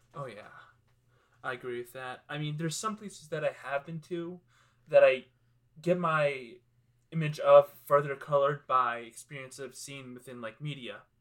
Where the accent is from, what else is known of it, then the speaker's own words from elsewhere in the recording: Maryland, United States; I lived in, like, the most dangerous place in Maryland